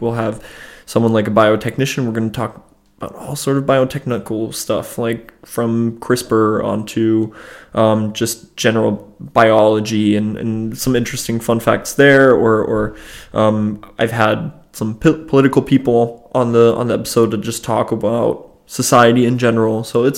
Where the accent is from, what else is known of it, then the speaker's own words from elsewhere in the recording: Germany; also born or lived in United States; So I grew up in between two countries. I grew up in Germany and I grew up in the United States